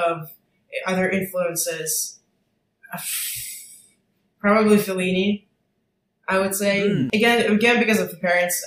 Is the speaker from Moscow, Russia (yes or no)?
yes; Moscow, Russia; moved away as an adult; now in New York, United States; I was born and raised in Moscow, Russia. I graduated from high school there